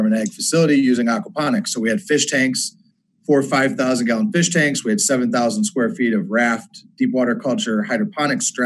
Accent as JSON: {"language": "English", "town": "Binghamton", "region": "New York", "country": "United States", "tie": "born or raised there", "said": "I'm originally from upstate. Up here, like Utica, Syracuse, that area. Yeah. I grew up in Binghamton"}